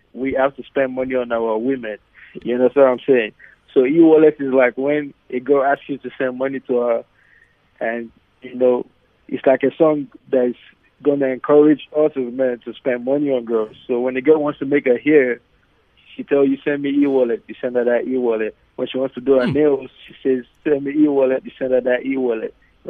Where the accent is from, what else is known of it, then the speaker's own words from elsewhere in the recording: Nigeria; also born or lived in United States; now in Los Angeles, United States; as a Nigerian, it's just something we were born into.